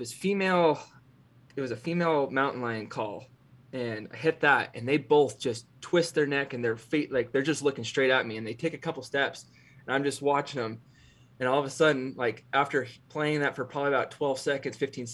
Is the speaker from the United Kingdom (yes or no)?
no; Cove, Oregon, United States; my hometown in Cove, Oregon